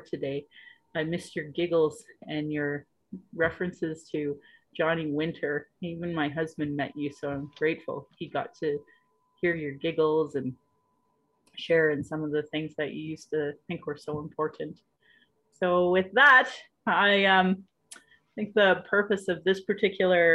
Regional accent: Calgary, Alberta, Canada; I was born in Calgary

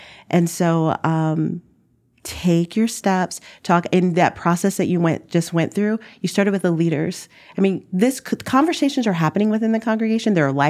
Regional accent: the South, United States; Number one, we're from the South. And in the Midwest, communication is different.

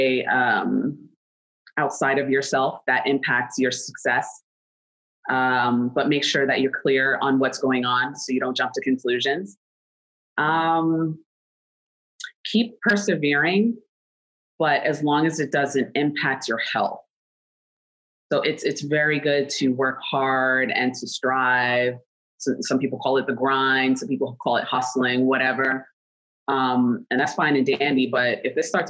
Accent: New York City, New York, United States; I'm from New York City

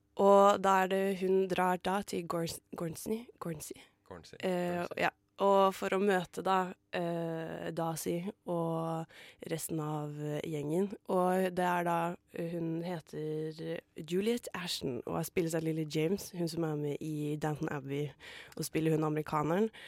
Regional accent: Asker, Akershus, Norway; moved away; jeg var hjemme i Asker

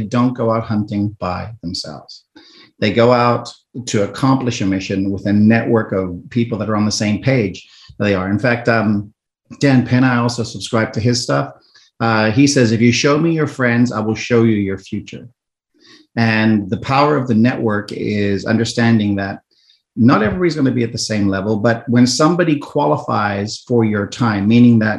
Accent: South Africa; moved away; I'm originally from South Africa

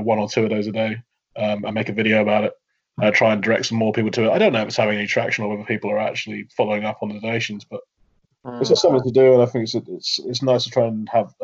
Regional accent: Milton Keynes, South East England, United Kingdom; where I was growing up in Milton Keynes

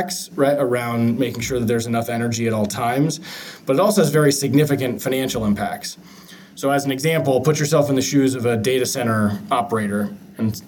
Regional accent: Seattle, Washington, United States; grew up in Seattle.

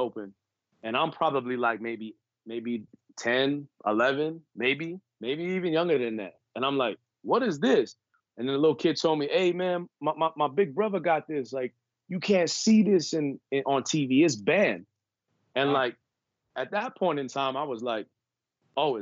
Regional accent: New York City, New York, United States; I grew up on the East Coast, New York. Mm-hmm. As I mentioned earlier, I'm from Brooklyn

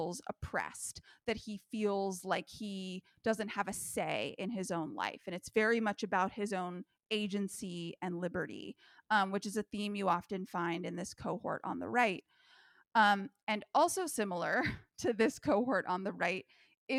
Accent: California, United States; growing up in the California school system

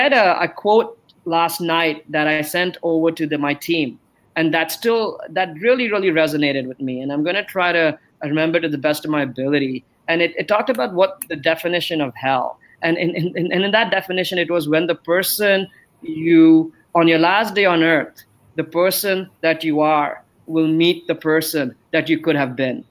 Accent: Canada; moved away as an adult; also born or lived in Amsterdam, Netherlands

